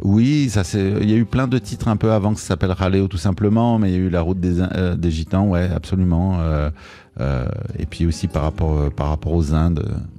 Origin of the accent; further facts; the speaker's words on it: Marseille, Provence-Alpes-Côte d'Azur, France; moved away as an adult; also born or lived in Paris; je viens du sud de la France